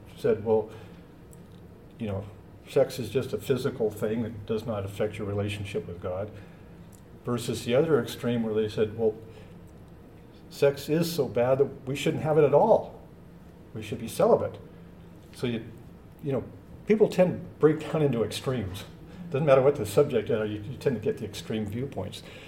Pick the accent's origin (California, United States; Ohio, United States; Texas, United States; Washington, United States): Washington, United States; moved away; I'm from Washington State